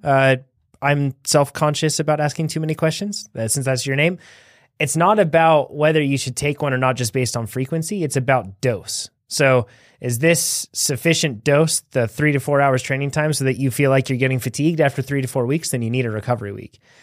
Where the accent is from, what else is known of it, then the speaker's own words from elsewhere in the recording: United States; we're from the United States of America